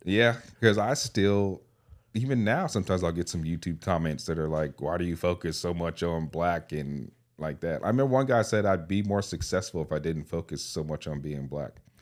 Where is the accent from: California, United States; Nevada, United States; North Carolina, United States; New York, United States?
California, United States; I grew up in California